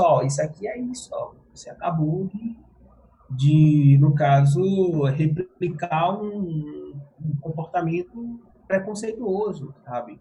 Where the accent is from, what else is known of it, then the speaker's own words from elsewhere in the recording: Pernambuco, Brazil; now in São Paulo, Brazil; eu sou pernambucano, Paraíba não